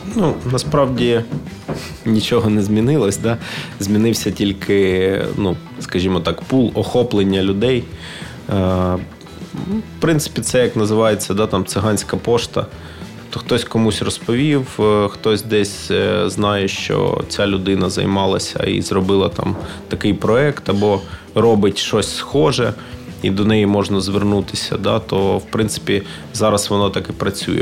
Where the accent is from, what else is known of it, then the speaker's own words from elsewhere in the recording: Ukraine; я з України